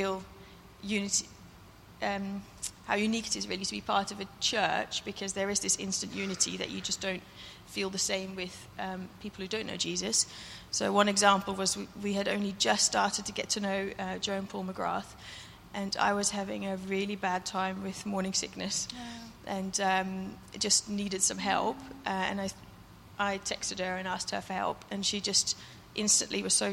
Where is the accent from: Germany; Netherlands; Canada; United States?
Netherlands; now in United Kingdom; the church I grew up in Holland.